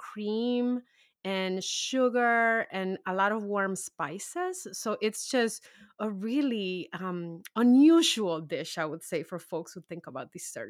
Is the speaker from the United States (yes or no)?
no; Dominican Republic; And it is a dish that I grew up eating in the Dominican Republic.